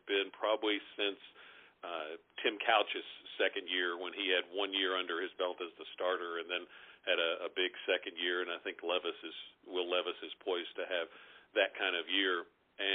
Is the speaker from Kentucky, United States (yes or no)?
yes; Paris, Kentucky, United States; I grew up in Paris, which is a small town north of Lexington, about 20 minutes